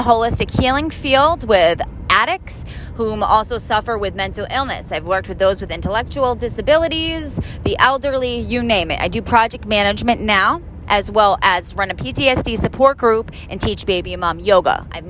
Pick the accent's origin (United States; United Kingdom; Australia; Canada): United States; Cape Cod, Massachusetts; I'm from Cape Cod. I'm a mother of two. I'm 28 years old.